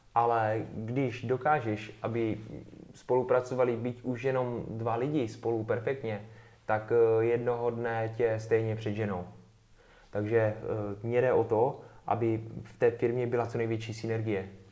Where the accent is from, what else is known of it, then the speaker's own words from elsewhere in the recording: Czechia; jsme z Česka